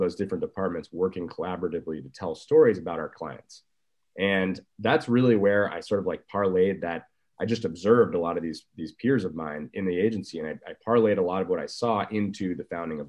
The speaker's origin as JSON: {"language": "English", "town": "San Francisco", "region": "California", "country": "United States", "tie": "born or raised there", "also_born_or_lived": "Colorado", "said": "I grew up in San Francisco and then I went to Colorado for college."}